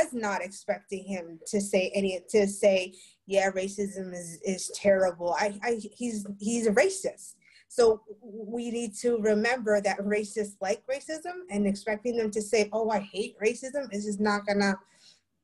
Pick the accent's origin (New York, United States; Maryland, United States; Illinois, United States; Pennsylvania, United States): New York, United States; New York City; now in Philadelphia, United States; as a New Yorker